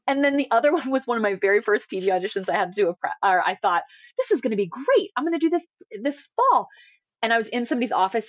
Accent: Indiana, United States; moved away; I'm from Indiana.

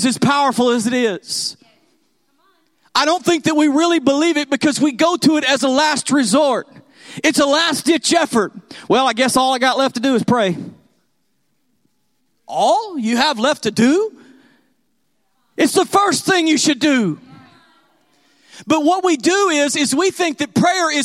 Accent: Texas, United States; I'm from Texas

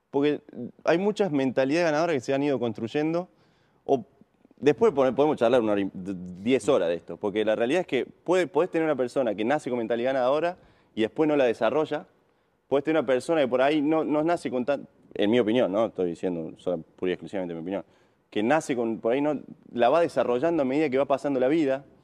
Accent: Río Tercero, Córdoba, Argentina; Yo soy

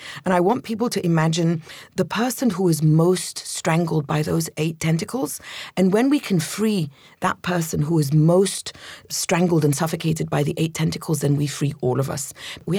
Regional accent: London, United Kingdom; also born or lived in Egypt; So I was born in Egypt to an Egyptian family. And we moved to London when I was 7.

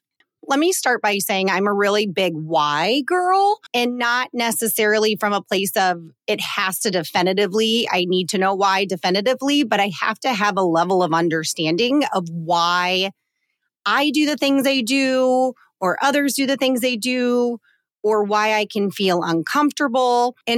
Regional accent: Colorado, United States; I have had a couple different trips over the last month to my home state of Colorado. Mm-hmm. Shout out to any of my Coloradoans listening to this podcast.

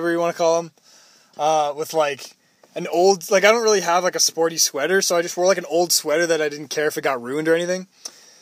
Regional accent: Toronto, Ontario, Canada; I'm from Toronto, too.

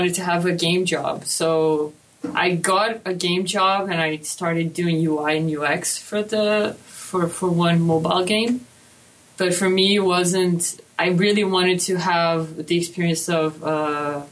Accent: Brazil; moved away as an adult; now in Canada; I'm from Brazil

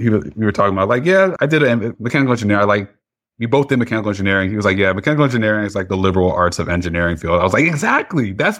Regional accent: Piscataway, New Jersey, United States; Yeah, so I grew up in New Jersey, Central Jersey, down the street from Rutgers University, actually, in Piscataway.

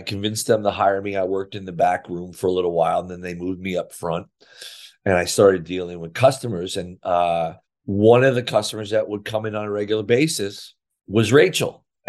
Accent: Sayreville, New Jersey, United States; I couldn't get a job in my hometown of Sayreville and or the surrounding area.

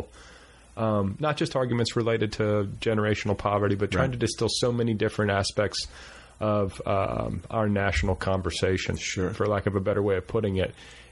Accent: Indiana, United States; also born or lived in Wisconsin; now in Los Angeles, United States; I'm from Indiana. So I grew up right down the road from where Vonnegut went to high school

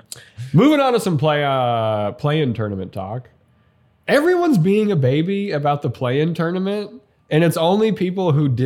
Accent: Montana, United States; I grew up in Montana.

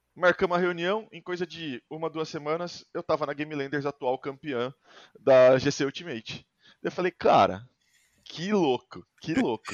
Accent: Sorocaba, São Paulo, Brazil; a minha cidade, que eu sou de Sorocaba

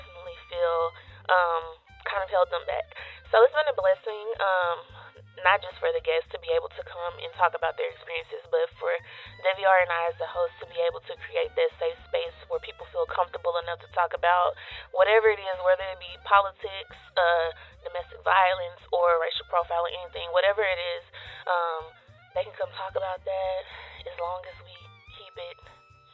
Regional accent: Waco, Texas, United States; I'm a Waco native. So I was born and raised in Waco

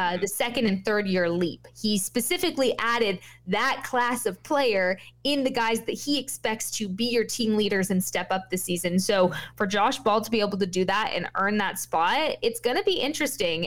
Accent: New Mexico, United States; now in Dallas, United States; growing up in New Mexico, having the luxury of actual Mexican food, I didn't realize was a luxury until I moved to Dallas

